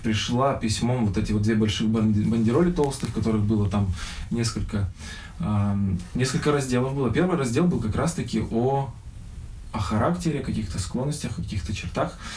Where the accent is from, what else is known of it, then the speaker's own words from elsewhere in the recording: Birobidzhan, Jewish Autonomous Oblast, Russia; мы приехали из Сочи, вернулись к нам в Бербиджан